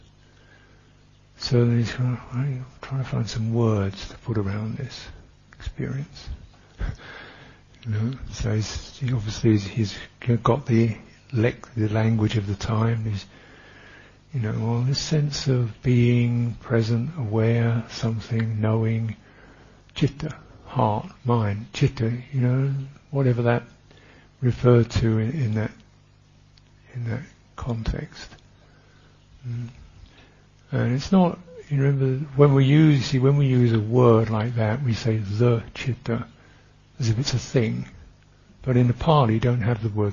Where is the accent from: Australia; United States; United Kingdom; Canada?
United Kingdom; England; I am English